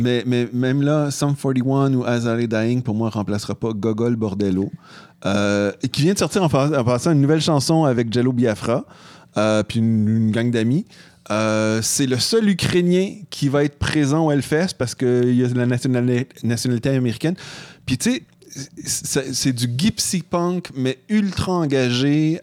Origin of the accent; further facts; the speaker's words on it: Canada; on est Canadien